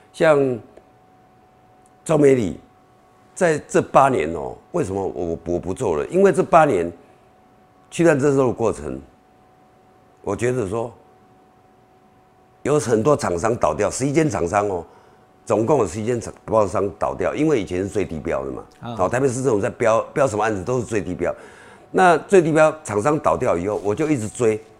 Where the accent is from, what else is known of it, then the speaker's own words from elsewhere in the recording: Beitou, Taipei, Taiwan; also born or lived in Shilin; 我是在周美里长大，以前周美是周美里是士林，现后来把它划到北投，因为做红化炉，把它划到划到北投。